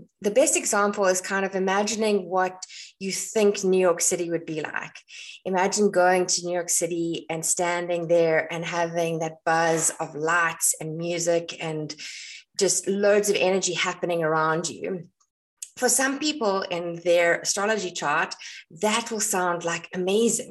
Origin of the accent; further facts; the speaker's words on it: South Africa; moved away as an adult; now in Ireland; I am South African and I was born in South Africa